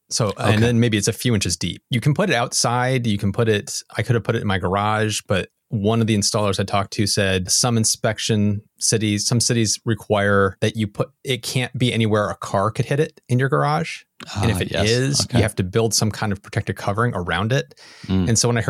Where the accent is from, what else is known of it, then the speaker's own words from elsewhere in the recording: United States; Sorry for the European listeners, but I'm an American and we don't know a metric.